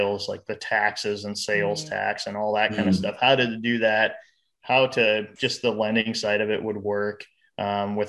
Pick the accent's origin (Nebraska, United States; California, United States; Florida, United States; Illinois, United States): Nebraska, United States; Fairbury; We're both from Fairbury. Okay. So we both graduated from Fairbury